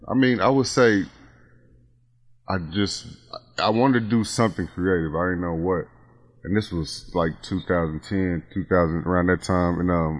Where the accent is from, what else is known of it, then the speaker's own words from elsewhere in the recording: Spencer, Oklahoma, United States; moved away; I'm from Spencer.